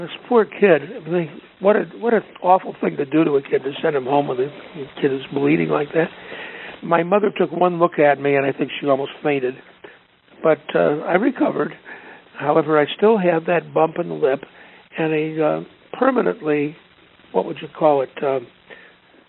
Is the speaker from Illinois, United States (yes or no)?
yes; Chicago, Illinois, United States